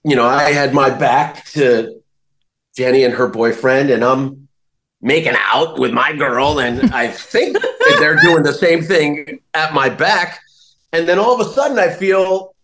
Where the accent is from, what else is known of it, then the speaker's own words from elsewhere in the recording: New Jersey, United States; I grew up in New Jersey